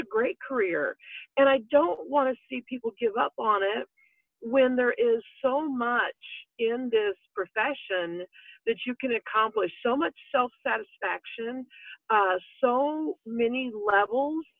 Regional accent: Roxana, Illinois, United States; from Roxanna, Illinois

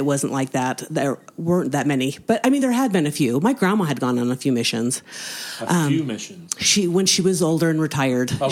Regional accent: Kaysville, Utah, United States; growing up in Kaysville, it's a smaller place

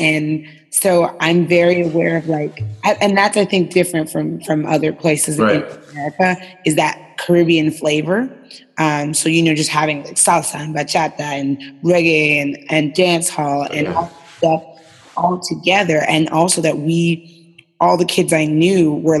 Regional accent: New York City, New York, United States; I was born and raised in East New York, is out in what people call the sticks.

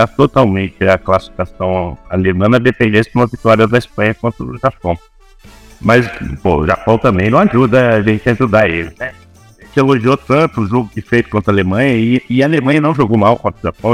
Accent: Brazil; nós somos brasileiros

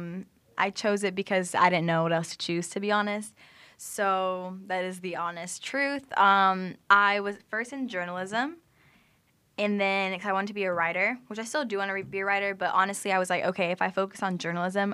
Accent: Jacksonville, Florida, United States; now in Tampa, United States; I am from Jacksonville, Florida

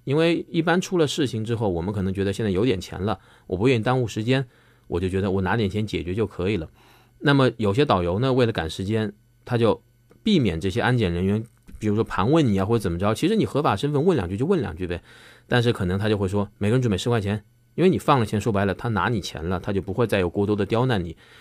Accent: China; 我们中国人

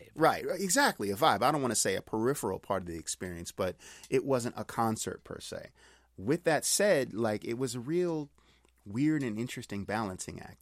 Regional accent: Pittsburgh, Pennsylvania, United States; now in Long Beach, United States; I'm from Pittsburgh, currently living in Long Beach, California

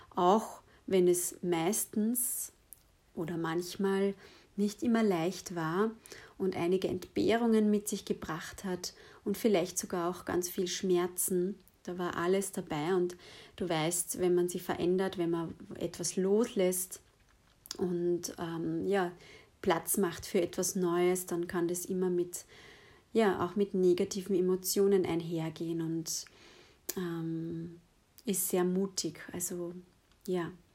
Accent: Lower Austria, Austria; ich bin in, ähm, ja, in Niederösterreich aufgewachsen

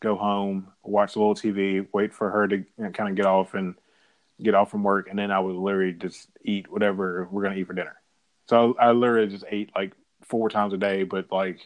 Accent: Memphis, Tennessee, United States; I was born on August 5th, 1980, in Memphis, Tennessee, in a hospital called Baptist at 6:37 p.m.

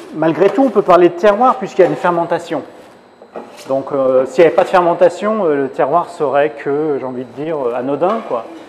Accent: Lyon, Auvergne-Rhône-Alpes, France; now in Île-de-France, France; je suis lyonnais, dans la région lyonnaise

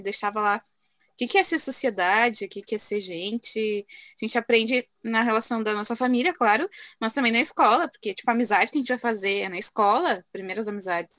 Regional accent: Alvorada, Rio Grande do Sul, Brazil; eu ainda moro no mesmo bairro onde me criei, né? Cresci. Olhando assim, continua a mesma tranquilidade. E morando assim em Alvorada

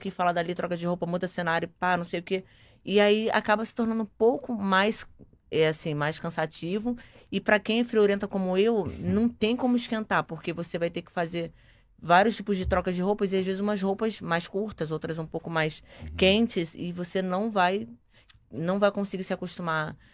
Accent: Rio de Janeiro, Brazil; E eu que sou carioca, né? A gente carioca não aguenta o frio.

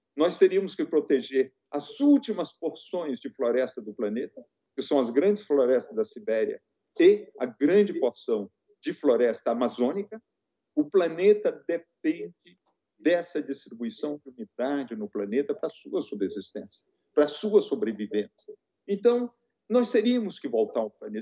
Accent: Rio Doce Valley, Minas Gerais, Brazil; eu sou do Vale do Rio Doce.

